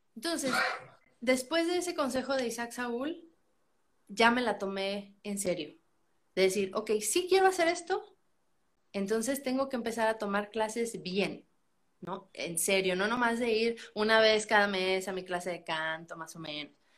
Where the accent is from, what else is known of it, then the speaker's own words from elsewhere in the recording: San Luis Potosí, Mexico; yo soy de San Luis Potosí